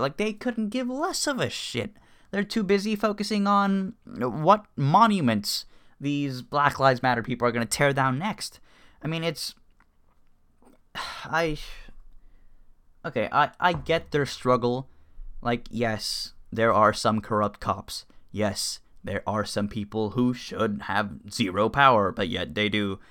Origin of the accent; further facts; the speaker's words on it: Cuba; moved away; I was born in Cuba, so I'm, you know, I'm Hispanic, and both my parents are Cuban